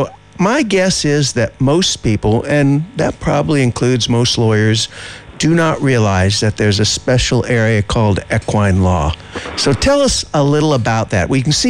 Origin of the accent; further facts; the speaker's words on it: Texas, United States; moved away; I'm from Texas originally